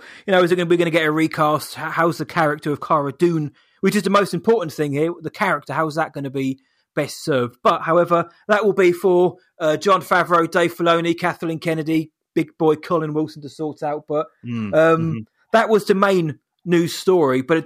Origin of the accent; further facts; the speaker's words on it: United Kingdom; I'm British